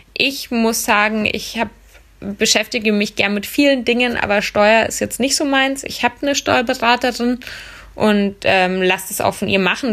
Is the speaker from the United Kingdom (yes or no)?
no; Munich, Bavaria, Germany; moved away as an adult; also born or lived in Vienna; Ich wollte aus meiner Heimatstadt München weg